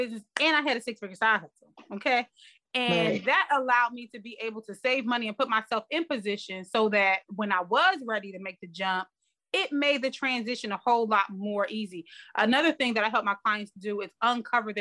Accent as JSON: {"language": "English", "region": "New Jersey", "country": "United States", "said": "I mean we're both from New Jersey"}